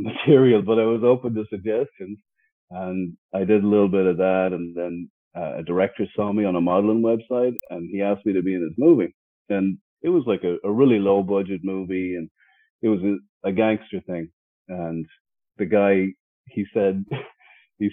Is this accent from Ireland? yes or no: yes; Ireland; moved away as an adult; now in Los Angeles, United States; I'm born and raised in Ireland, moved to America around 2005. So I'm almost 20 years here in America.